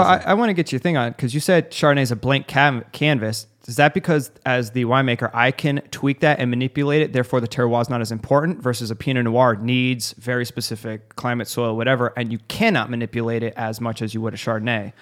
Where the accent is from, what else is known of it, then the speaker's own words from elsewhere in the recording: Arizona, United States; I'm from Arizona